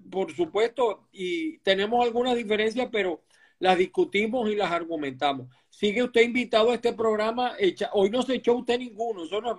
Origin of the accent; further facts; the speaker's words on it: Maracay, Aragua, Venezuela; Me gusta hablar con alguien además de mi tierra siempre la recuerdo con mucho cariño a Maracay.